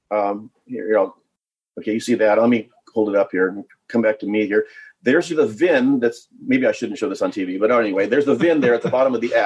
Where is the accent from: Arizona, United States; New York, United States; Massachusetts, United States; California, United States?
California, United States; Laguna Beach; now in Florida, United States; My hometown is Laguna Beach